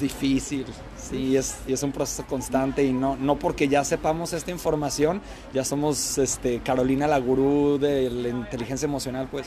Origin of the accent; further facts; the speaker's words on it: Guadalajara, Jalisco, Mexico; moved away as an adult; now in Melbourne, Australia; A los de Guadalajara nos dicen tapatíos y soy un tapatío orgullosísimo